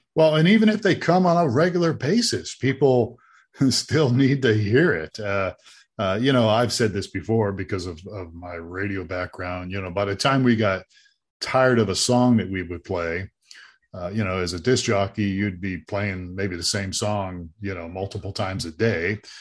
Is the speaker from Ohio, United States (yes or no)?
yes; Ohio, United States; now in Tucson, United States; I grew up in Ohio